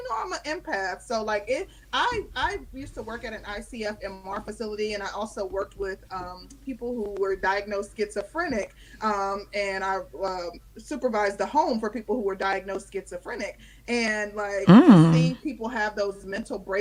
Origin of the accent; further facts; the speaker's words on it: Midwest, United States; also born or lived in Chicago, Illinois; now in Georgia, United States; I'm from the Midwest, lived in Chicago for quite some time before I came to Georgia